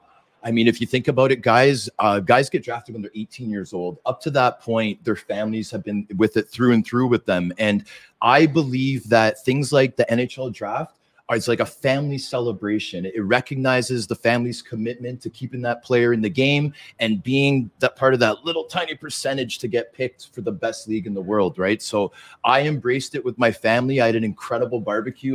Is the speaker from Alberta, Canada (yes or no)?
no; Toronto, Ontario, Canada; also born or lived in Vancouver; my hometown team in my hometown